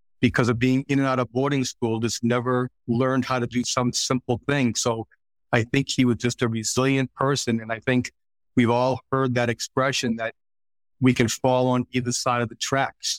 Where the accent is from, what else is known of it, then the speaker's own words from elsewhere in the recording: Boston, Massachusetts, United States; So we grew up in Southeast. So Southeast, for those of you who aren't familiar, kind of home of Goodwill Hunting, if you will.